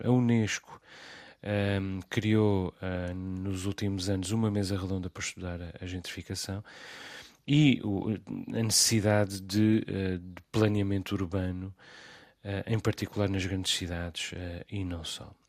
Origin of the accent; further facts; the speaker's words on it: Azores, Portugal; also born or lived in Lisbon; eu, que sou dos Açores e vivo nos Açores